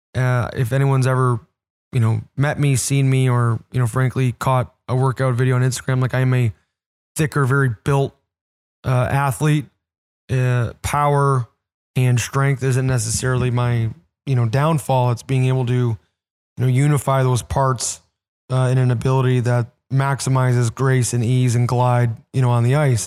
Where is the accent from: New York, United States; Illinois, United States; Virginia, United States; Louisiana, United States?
Illinois, United States; Orland Park; I'm out in Orland Park now, live with my in-laws and just do, at my hometown rink